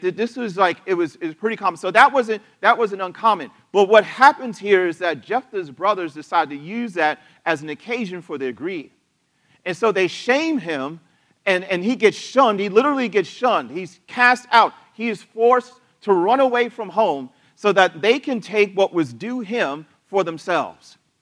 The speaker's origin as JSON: {"language": "English", "country": "United States", "said": "as an American"}